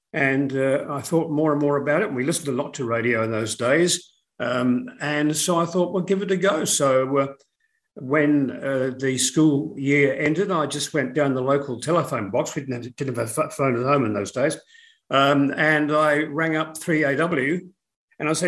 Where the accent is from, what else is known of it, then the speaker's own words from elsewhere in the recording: Melbourne, Victoria, Australia; moved away as an adult; also born or lived in Gippsland, Victoria / United Kingdom / Sydney; we initially were living in Gippsland in eastern Victoria. My father was an electrical engineer and he worked at the Yallourn Powerhouse. And so we were there for quite a few years. Then we moved to Melbourne after